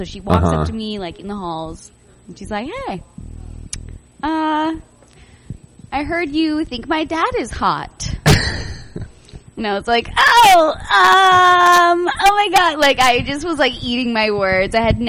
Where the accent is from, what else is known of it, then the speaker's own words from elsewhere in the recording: Monroe, Washington, United States; Yeah, I grew up in Monroe, Washington.